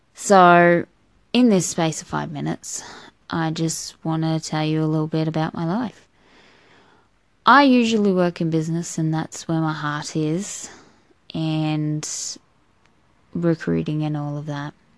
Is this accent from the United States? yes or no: no; Australia; I'm an Australian